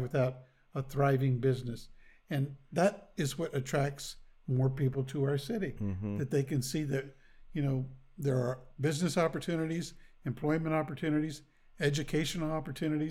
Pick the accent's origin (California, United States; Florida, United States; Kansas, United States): Kansas, United States; Topeka; since I grew up in Topeka, I've seen Topeka do its up and downs.